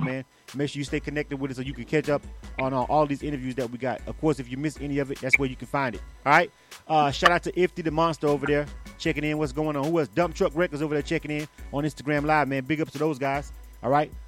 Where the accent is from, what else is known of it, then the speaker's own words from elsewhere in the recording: Florida, United States; I'm a Florida boy myself